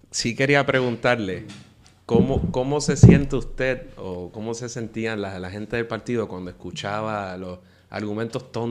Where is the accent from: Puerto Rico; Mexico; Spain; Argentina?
Puerto Rico; yo estaba estudiando en Salamanca y conozco un canadiense que cuando le digo que soy de Puerto Rico